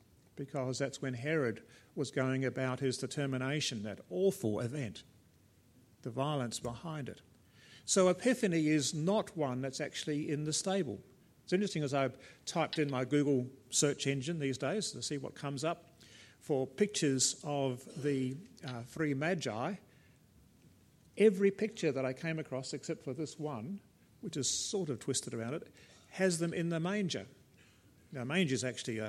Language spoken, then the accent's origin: English; South Australia, Australia; being South Australian